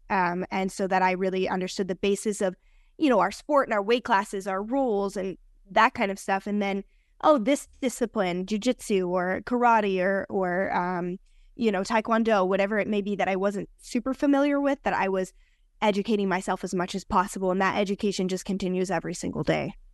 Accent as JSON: {"language": "English", "region": "New Jersey", "country": "United States", "tie": "born or raised there", "also_born_or_lived": "New York City", "moved": "as an adult", "lives_now": "Las Vegas, United States", "said": "I was raised over there"}